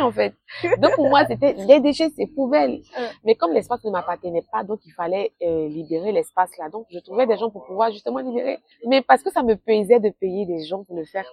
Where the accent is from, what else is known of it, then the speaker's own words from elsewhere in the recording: western Côte d'Ivoire, Côte d’Ivoire; now in Abidjan, Côte d'Ivoire; je viens de l'Ouest de la Côte d'Ivoire